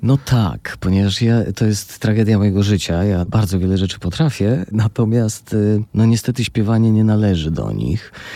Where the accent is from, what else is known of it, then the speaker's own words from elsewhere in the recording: Tarnów, Lesser Poland, Poland; also born or lived in Warsaw; now in Łódź, Poland; w Tarnowie. No jak pan powiedział, to moje rodzinne miasto